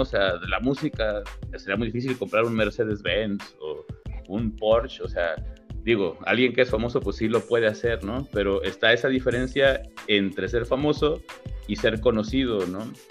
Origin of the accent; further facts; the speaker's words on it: Colima, Mexico; also born or lived in Puebla; yo soy de aquí de Colima, nací en Colima